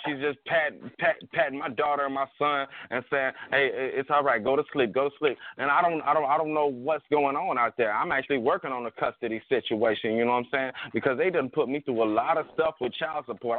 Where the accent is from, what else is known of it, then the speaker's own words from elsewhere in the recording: Atlanta, Georgia, United States; I'm from the hood. I'm from Bankhead